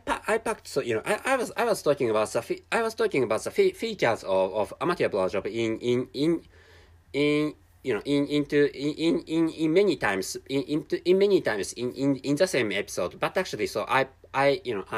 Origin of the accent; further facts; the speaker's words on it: Japan; first language Japanese; English is a second language; I'm a Japanese person, and my mother tongue is Japanese